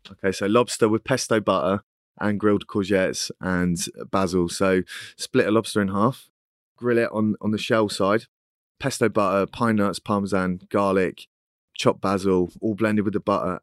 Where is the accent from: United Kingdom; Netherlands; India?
United Kingdom; Cornwall, South West England; moved away as an adult; now in London, United Kingdom; I'm Cornish